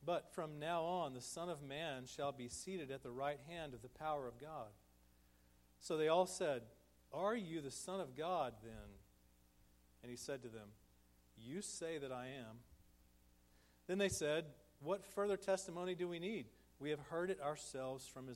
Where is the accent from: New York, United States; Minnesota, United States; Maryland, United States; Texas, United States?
Texas, United States; moved away as an adult; also born or lived in St. Louis, Missouri; We're from Texas